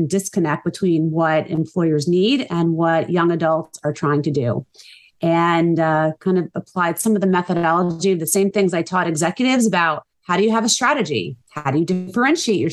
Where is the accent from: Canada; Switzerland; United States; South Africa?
United States; New Jersey; also born or lived in St. Louis; I born and raised in New Jersey, raised my family here